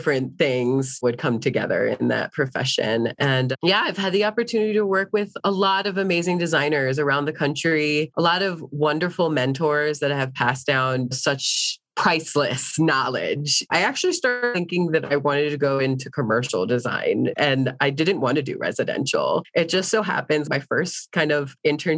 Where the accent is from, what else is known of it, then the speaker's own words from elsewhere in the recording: East Coast, United States; now in Denver, United States; I am from the East Coast